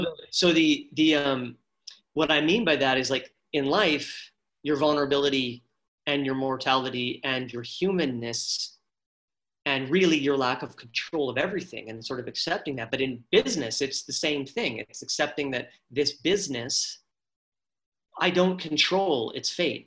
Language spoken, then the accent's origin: English; Abbotsford, British Columbia, Canada; I'm from Abbotsford, small town Abbotsford